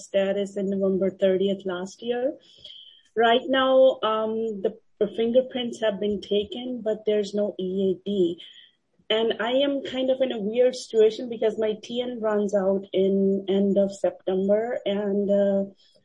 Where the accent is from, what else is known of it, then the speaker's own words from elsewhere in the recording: India; also born or lived in Canada; now in United States; We're Canadian citizen, but born in India